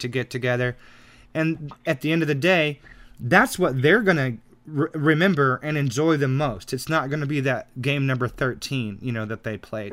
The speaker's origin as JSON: {"language": "English", "country": "United States", "said": "I'm an American"}